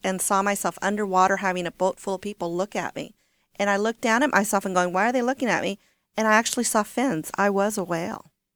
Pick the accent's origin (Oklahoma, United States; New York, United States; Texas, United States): Texas, United States; Corpus Christi; also born or lived in Washington State; now in Washington, United States; I'm from South Texas. I'm from Corpus Christi